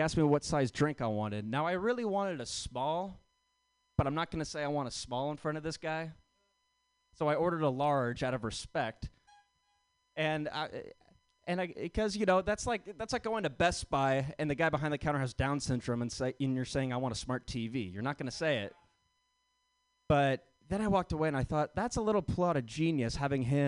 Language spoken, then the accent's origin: English; Sacramento, California, United States; I am from Sacramento